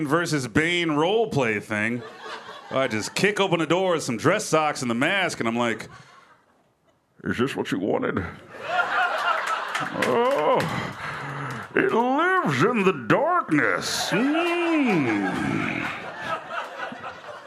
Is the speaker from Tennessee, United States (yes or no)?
yes; Memphis, Tennessee, United States; I'm originally from Memphis, Tennessee